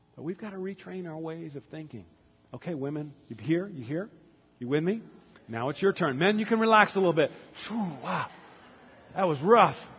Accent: the South, United States; growing up in the South as a young man

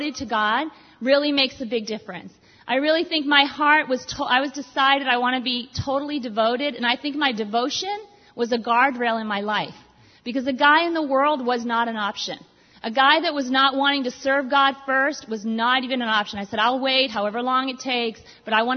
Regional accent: Boston, Massachusetts, United States; I'm Irish, French, I'm from Boston, I'm Italian, half Italian

